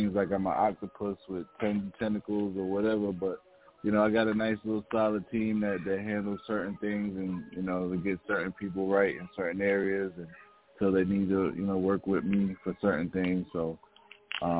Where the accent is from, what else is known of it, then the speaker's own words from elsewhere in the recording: New York, United States; moved away; originally I'm from New York, you know what I mean? Far Rock